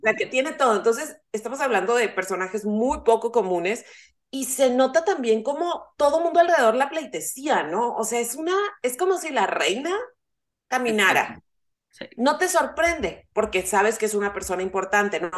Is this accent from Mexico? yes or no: yes; northern Mexico, Mexico; El, el inglés que usamos los norteños no es como el inglés que usa Marta de baile